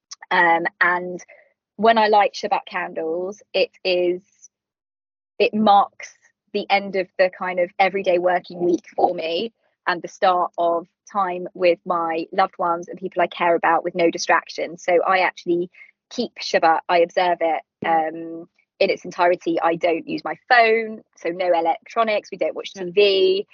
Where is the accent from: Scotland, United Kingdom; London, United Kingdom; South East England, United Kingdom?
London, United Kingdom; I'm a Londoner, born and raised, and I love it here